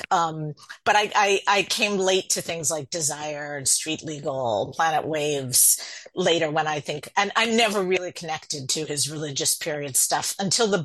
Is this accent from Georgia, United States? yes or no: no; New Jersey, United States; When I was a kid growing up in Jersey, uh, anybody who was a uh, hoot or really funny or something, uh, we'd call them a riot.